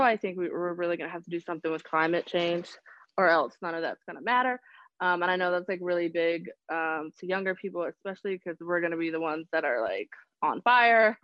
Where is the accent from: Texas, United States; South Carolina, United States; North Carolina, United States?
North Carolina, United States; Charlotte; I am actually born and raised in Charlotte